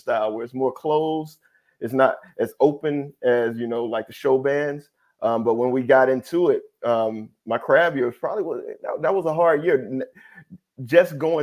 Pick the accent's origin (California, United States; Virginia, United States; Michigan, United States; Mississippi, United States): Mississippi, United States; Brandon; originally from Brandon, Mississippi